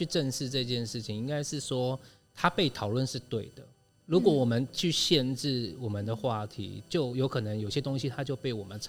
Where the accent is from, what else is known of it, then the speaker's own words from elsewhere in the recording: Taitung County, Taiwan; 所以当时回来台东，其实经历很长一段时间